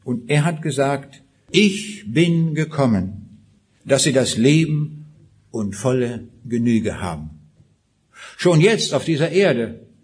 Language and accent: German; Kaliningrad Oblast, Russia; born there; Ich sagte eben schon, ich bin geboren in Rheineck in Ostpreußen, 125 Kilometer noch östlich von Königsberg.